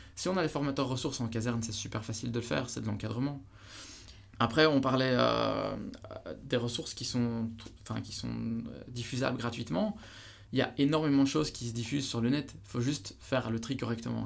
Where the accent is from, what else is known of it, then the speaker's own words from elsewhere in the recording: Belgium; chez nous en Belgique